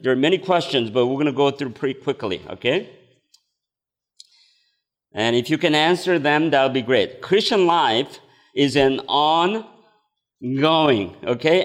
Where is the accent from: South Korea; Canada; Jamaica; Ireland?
South Korea; English is a second language; moved away as an adult; I came from Korea at the age of 20